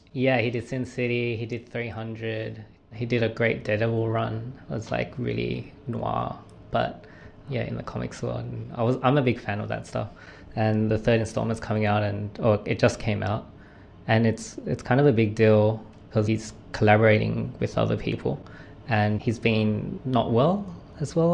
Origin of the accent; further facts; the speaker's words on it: Australia; moved away as an adult; now in New York, United States; I've come back home to my hometown